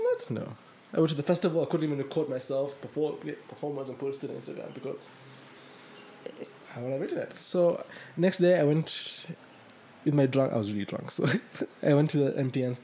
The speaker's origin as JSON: {"language": "English", "country": "Kenya", "said": "as a Kenyan"}